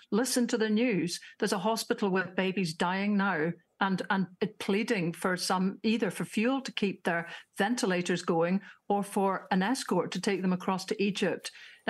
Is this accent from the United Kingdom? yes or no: yes; Northern Ireland, United Kingdom; I grew up in Northern Ireland.